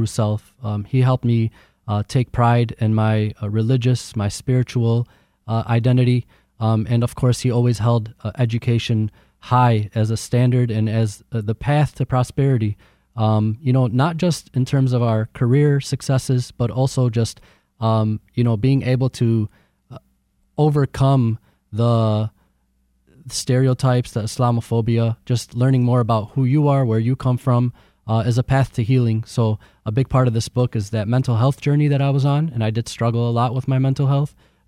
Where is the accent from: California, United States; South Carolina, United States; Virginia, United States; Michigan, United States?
Michigan, United States; Dearborn; being a Fortson High alumnus and growing up in Dearborn